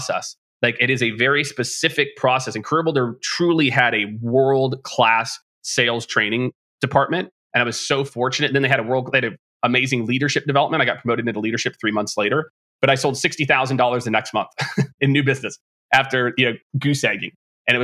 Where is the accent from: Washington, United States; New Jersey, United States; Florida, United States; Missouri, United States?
Missouri, United States; Lee's Summit; I grew up on the Missouri side. Lee Summit's the name of the city I grew up